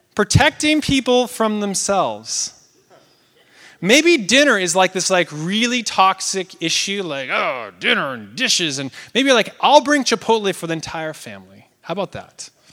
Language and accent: English; Oregon, United States; moved away; I'm from Oregon.